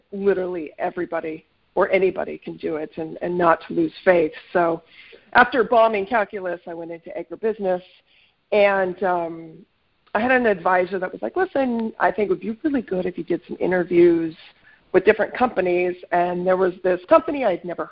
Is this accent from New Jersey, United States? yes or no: no; North Idaho, United States; moved away as an adult; also born or lived in Washington; I'm originally from North Idaho, grew up on a farm